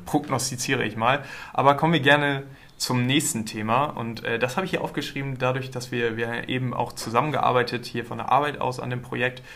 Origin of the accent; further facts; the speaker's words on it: Germany; wir als Deutsche